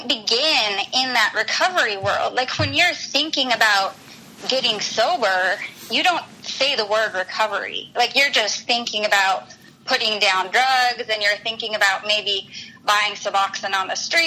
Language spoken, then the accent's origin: English; Utah, United States; now in Scottsdale, United States; I grew up in Utah